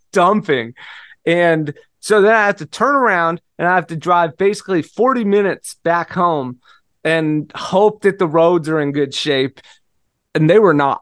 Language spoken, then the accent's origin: English; Seattle, Washington, United States; moved away; I'm from Seattle. It rains all the time.